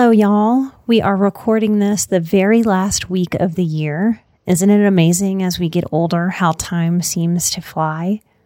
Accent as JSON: {"language": "English", "town": "New Orleans", "region": "Louisiana", "country": "United States", "tie": "born or raised there", "said": "I come from New Orleans. This was really how I was raised"}